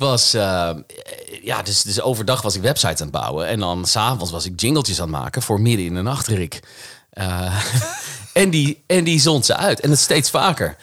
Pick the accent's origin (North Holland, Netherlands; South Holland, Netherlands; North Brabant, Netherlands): North Holland, Netherlands; Haarlem; ik ben opgegroeid in Haarlem